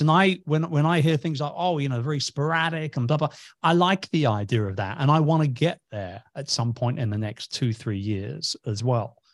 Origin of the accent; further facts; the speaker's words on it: England, United Kingdom; I'm from England.